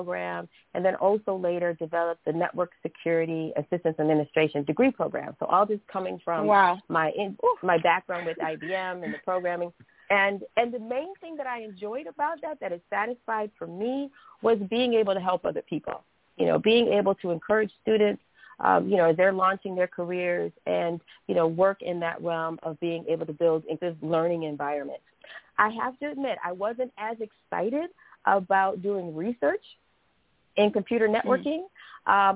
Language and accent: English; Cleveland, Ohio, United States; I'm from Cleveland, Ohio, so I started doing some acting at Caramoo Playhouse